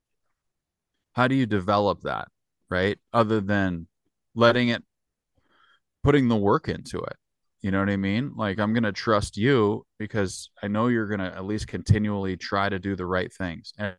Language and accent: English; California, United States; now in Spokane, United States; we didn't grow up in a winter climate. We grew up in California.